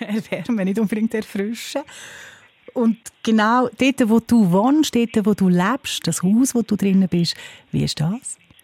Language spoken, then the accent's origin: German; Switzerland; bei uns in der Schweiz